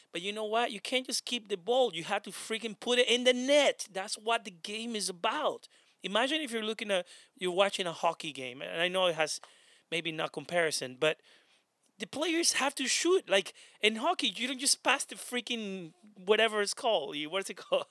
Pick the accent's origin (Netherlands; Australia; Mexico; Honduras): Honduras; now in United States; I'm not Spanish, by the way, I'm from Honduras